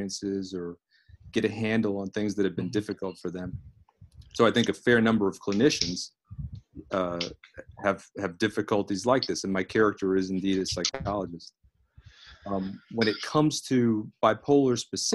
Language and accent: English; Fort Myers, Florida, United States; I grew up in South Florida, in Fort Myers, Florida, Southwest Florida